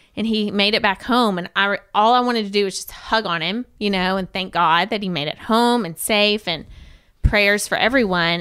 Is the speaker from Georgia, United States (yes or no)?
yes; Georgia, United States; moved away; also born or lived in Shelbyville, Tennessee; pretty southern. my family, we're from Georgia.